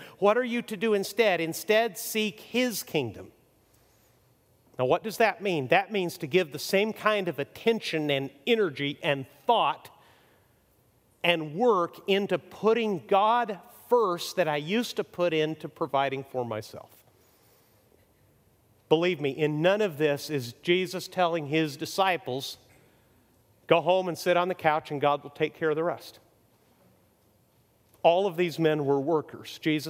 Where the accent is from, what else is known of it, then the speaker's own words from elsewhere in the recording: Mexico; See, I grew up middle class in Mexico and went to private schools, which was very nice.